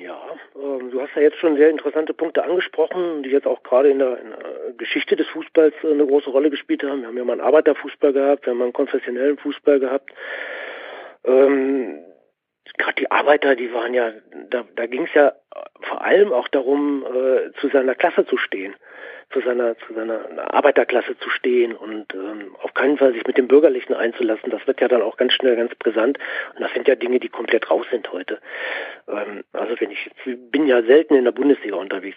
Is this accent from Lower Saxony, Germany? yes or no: yes; Göttingen, Lower Saxony, Germany; also born or lived in Dortmund; Ich bin in Dortmund geboren, mein Papa ist Borusse gewesen. Der hat mich mitgenommen noch in die alte Rote Erde. Dann kam aber der Umzug nach Göttingen.